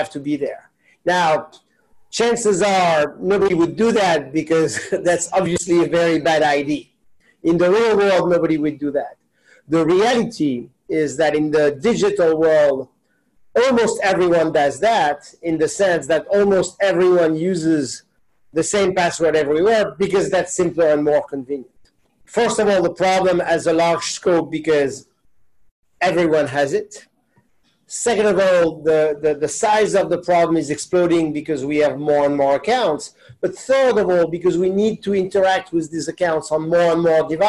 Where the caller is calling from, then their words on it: New York City, New York, United States; I am calling in from New York.